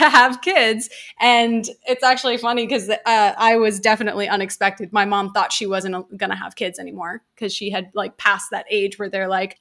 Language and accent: English; New York City, New York, United States; first language English; moved away as an adult; now in Los Angeles, United States; I grew up in Midtown Manhattan